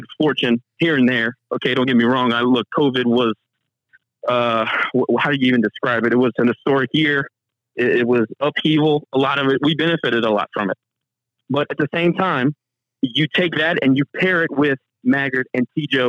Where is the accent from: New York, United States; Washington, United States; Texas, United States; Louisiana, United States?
Louisiana, United States; Lafayette; I'm from Lafayette. This school educated me and this town raised me.